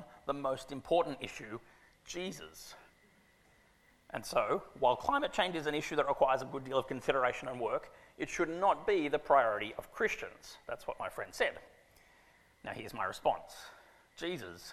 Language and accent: English; Sydney, New South Wales, Australia; also born or lived in Canberra, Australia; I grew up on Ku'ringai land, now live on Gadigal land